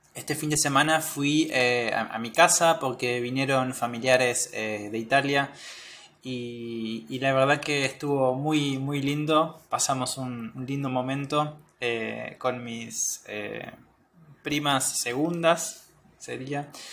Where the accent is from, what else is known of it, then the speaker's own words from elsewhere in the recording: Argentina; soy de Argentina